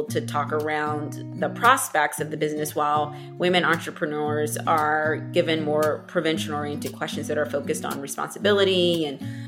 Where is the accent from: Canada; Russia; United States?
United States; DeSoto, Texas; I grew up in DeSoto, Texas, which is a suburb of Dallas